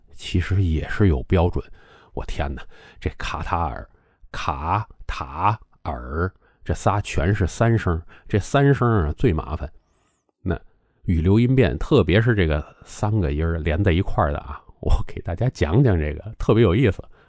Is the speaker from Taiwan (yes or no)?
no; Beijing, China; 咱们北京人吞音